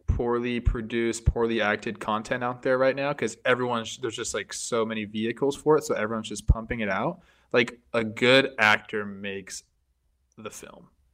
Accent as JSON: {"language": "English", "region": "Southern California", "country": "United States", "tie": "born or raised there", "said": "I grew up in Southern California"}